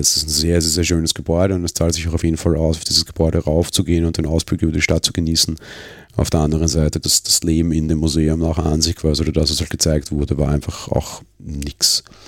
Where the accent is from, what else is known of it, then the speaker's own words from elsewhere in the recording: Vienna, Austria; den ich als Wiener so nicht gewohnt bin